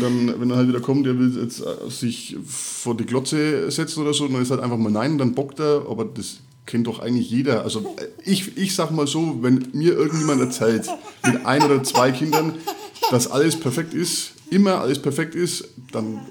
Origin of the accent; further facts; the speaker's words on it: Middle Franconia, Bavaria, Germany; accent: Franconian; now in Upper Palatinate, Germany; ich komme gebürtig äh, nicht aus Erfurt, auch nicht aus der Oberpfalz, sondern aus äh, Mittelfranken